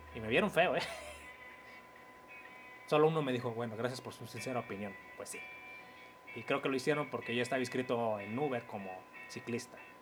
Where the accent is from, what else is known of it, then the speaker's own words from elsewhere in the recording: Mexico; tengo raíces indígenas como todo mexicano